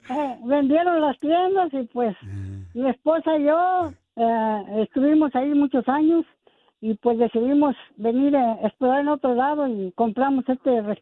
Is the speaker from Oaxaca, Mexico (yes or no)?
no; Pachuca, Hidalgo, Mexico; now in Wilmington, United States; Porque aquí venimos de Pachuca